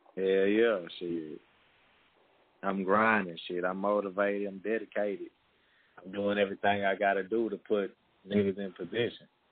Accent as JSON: {"language": "English", "town": "Dickinson", "region": "Texas", "country": "United States", "said": "I'm from Dickinson, Texas."}